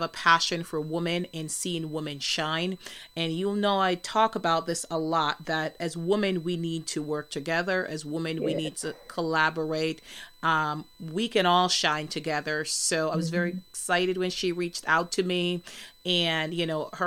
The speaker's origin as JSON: {"language": "English", "country": "Jamaica", "said": "I'm from Jamaica"}